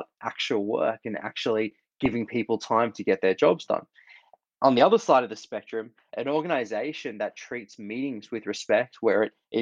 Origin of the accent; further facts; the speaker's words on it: Australia; moved away; Grew up in Australia, as you can hear from my accent